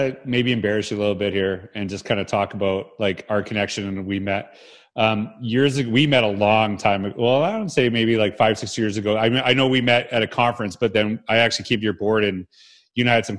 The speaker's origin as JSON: {"language": "English", "country": "Canada", "said": "And it's Canadian too, right? We're both Canadian."}